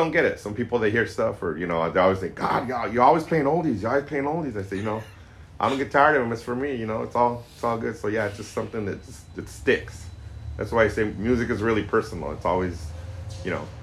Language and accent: English; Corona, California, United States; moved away as an adult; now in San Francisco, United States; I'm originally from Corona, down in Southern California, but I've been up in San Francisco for about 30 years now